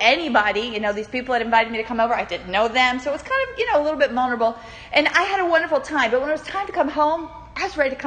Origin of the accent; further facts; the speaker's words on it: Newport News, Virginia, United States; moved away as an adult; also born or lived in Cincinnati, Ohio; I grew up in Newport News, Virginia, but I left there and I went all the way to Cincinnati, Ohio